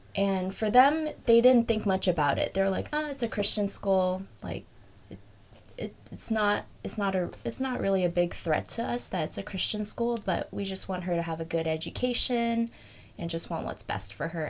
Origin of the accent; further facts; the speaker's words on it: Fremont, California, United States; also born or lived in Hayward; I was born and raised in Fremont, it's kind of a little bit of a lie, but I was born at Hayward Kaiser